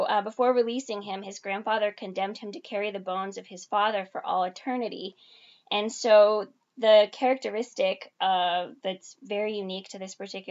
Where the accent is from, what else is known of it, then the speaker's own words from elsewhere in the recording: Venezuela; moved away; I was born in Venezuela